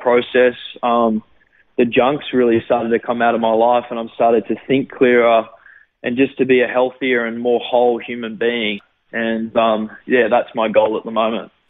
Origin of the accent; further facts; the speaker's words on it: Gold Coast, Queensland, Australia; also born or lived in Sydney, Australia; I lived there for about six months and then moved to the Gold Coast, and I've lived on the Gold Coast ever since.